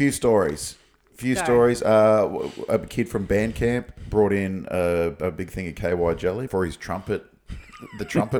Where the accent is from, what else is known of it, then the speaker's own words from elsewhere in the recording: Sunshine Coast, Queensland, Australia; also born or lived in Central and South America / Lockhart River; I grew up on the Sunshine Coast, completely sheltered.